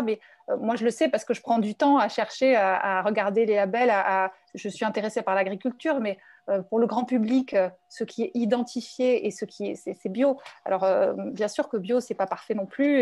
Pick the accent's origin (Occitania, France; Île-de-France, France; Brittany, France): Île-de-France, France; Paris; je suis parisienne, je suis un peu bobo